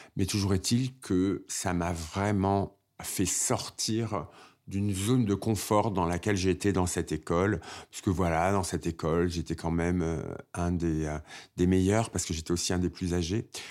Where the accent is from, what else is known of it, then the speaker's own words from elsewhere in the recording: Créteil, Île-de-France, France; Je suis né à Créteil, en banlieue parisienne, d'une famille euh, algérienne